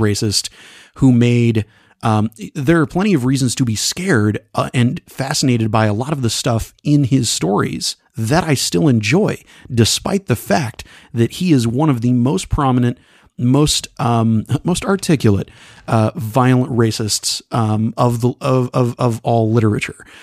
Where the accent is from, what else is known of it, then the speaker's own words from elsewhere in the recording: Texas, United States; accent: twang; I'm from Texas, and there's a little bit of twang that comes in sometimes